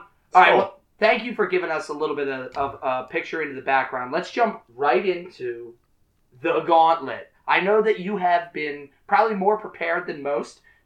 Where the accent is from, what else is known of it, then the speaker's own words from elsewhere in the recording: United States; as Americans